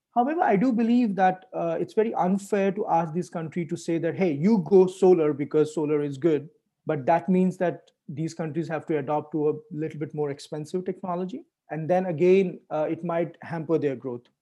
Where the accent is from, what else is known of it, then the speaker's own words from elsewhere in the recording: India; moved away as an adult; also born or lived in Europe; I grew up in India